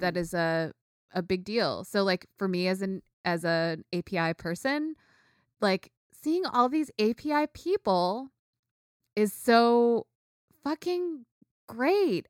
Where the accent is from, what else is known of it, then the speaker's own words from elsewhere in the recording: United States; I grew up in the United States, you know? Like, I grew up here, I'm American